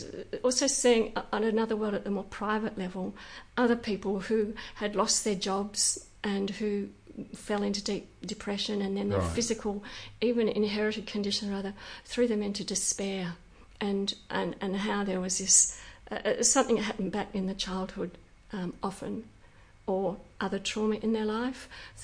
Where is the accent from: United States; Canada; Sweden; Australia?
Australia; Western Australia; thinking back into the hills here, into an orchard.